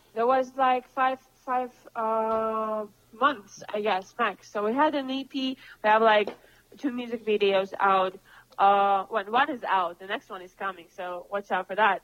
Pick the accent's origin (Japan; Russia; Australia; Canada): Russia; Moscow; also born or lived in Cambridge, United Kingdom / London, United Kingdom; now in Los Angeles, United States; I come from Moscow